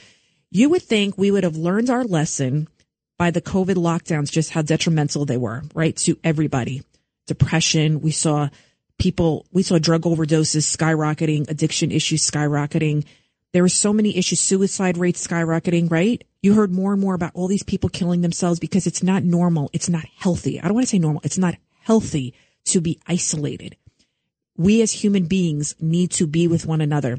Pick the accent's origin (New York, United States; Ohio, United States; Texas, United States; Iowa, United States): New York, United States; New York City; also born or lived in Yonkers, New York; I'm from the Bronx till I was 15. Then we moved to Yonkers, the east side of Yonkers